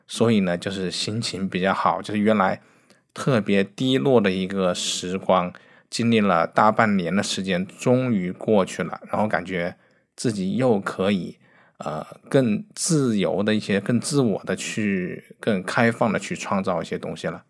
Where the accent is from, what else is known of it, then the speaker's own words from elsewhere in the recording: Wuhan, Hubei, China; moved away; 我作为一个武汉的人，就是我的家乡在武汉，其实我是很想回去拍照的